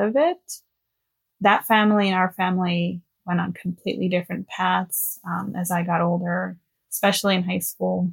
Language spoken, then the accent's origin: English; Los Angeles, California, United States; I am from Los Angeles, born and raised.